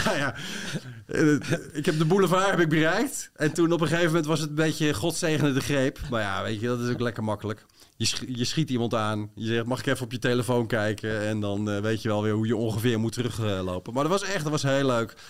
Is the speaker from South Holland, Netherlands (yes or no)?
yes; Bodegraven, South Holland, Netherlands; in de, buurt van Bodegraven, waar ik ben opgegroeid